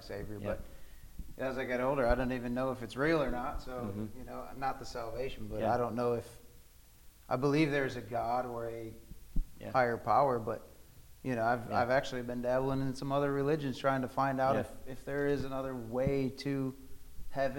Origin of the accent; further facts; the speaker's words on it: Indiana, United States; Grew up in Indiana.